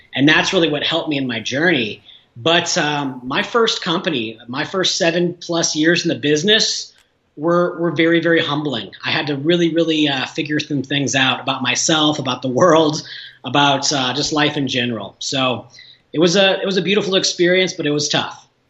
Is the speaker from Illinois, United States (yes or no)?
yes; Illinois, United States; moved away as an adult; also born or lived in Southern California; now in Denver, United States; small towns in my home state of Illinois